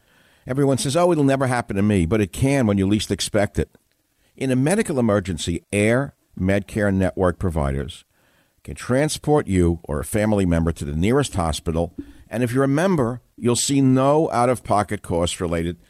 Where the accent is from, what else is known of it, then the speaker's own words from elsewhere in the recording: New York City, New York, United States; my life growing up in New York, the immigrant parents, the Lower East Side